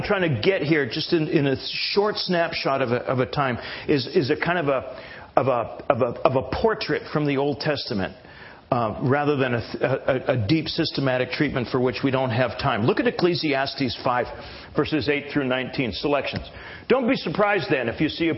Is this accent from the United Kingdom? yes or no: no; Canada; now in United States; I am a Canadian.